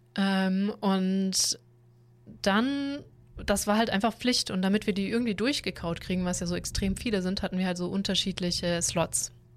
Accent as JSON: {"language": "German", "region": "Southern Germany", "country": "Germany", "said": "wir im Süden generell sehr viel Industrie haben"}